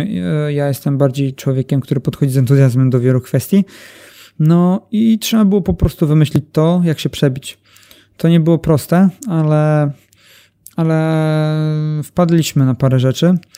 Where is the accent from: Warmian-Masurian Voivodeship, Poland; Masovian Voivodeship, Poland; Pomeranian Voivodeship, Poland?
Warmian-Masurian Voivodeship, Poland; Elbląg; jestem z Elbląga